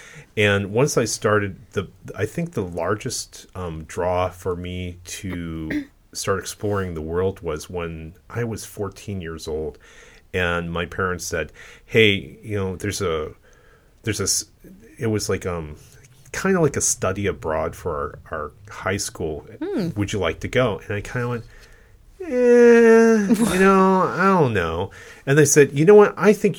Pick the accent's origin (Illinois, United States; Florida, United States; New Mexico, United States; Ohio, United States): Ohio, United States; I'm Taiwanese. Well, my parents are Taiwanese. I was born in the United States.